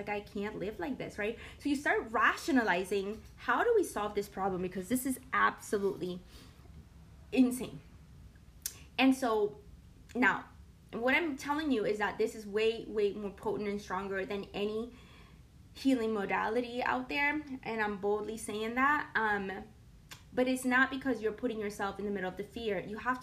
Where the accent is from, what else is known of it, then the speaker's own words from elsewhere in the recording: Puerto Rico; I'm from Puerto Rico, and we do have a rainforest in Puerto Rico